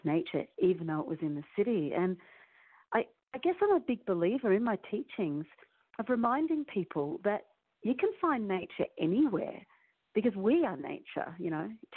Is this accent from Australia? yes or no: yes; Melbourne, Victoria, Australia; moved away as an adult; now in Santa Fe, United States; I grew up in Melbourne, but I had this really weird Melbourne, Australia, and which is a really big city